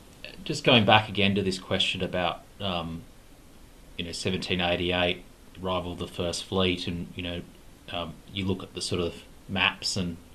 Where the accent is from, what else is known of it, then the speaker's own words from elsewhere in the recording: Adelaide, South Australia, Australia; moved away; I'm from Adelaide originally